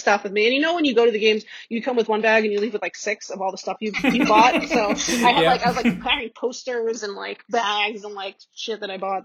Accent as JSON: {"language": "English", "region": "New York", "country": "United States", "said": "I'm a New Yorker."}